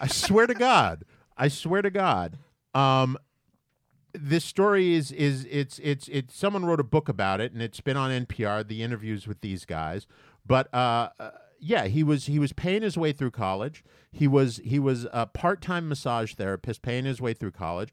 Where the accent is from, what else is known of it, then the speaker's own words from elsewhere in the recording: United States; as an American